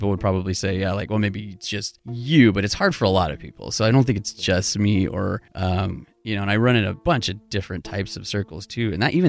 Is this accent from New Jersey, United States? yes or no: no; California, United States; now in Seattle, United States; I've been in Seattle for almost 15 years. I moved up right after college from Southern California.